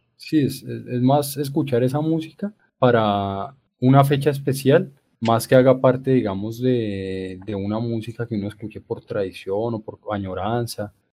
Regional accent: Colombia; como colombianos nos ha costado trabajo reconocernos

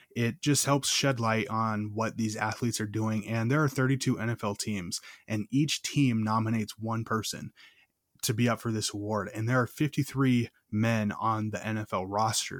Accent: Minnesota, United States; growing up in Minnesota

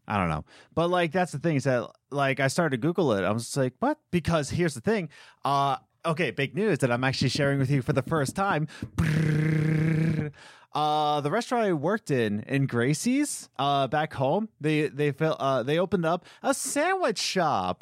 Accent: Philadelphia, Pennsylvania, United States; where I lived in Philadelphia is Castor Gardens

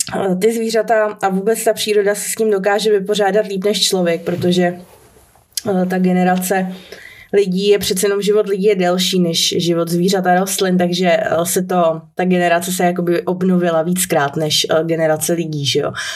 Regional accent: Czechia; u nás v Čechách

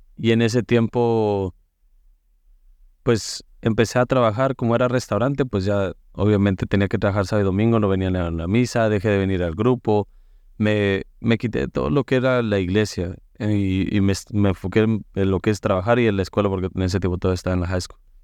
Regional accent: Mexico; moved away; en México nos acostumbraban para el fin de año de llevarnos al, al Santísimo

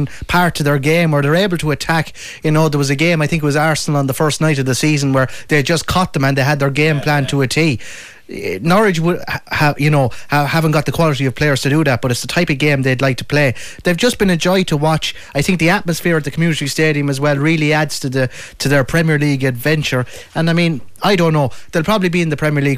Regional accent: Ireland; our history as Irish supporters

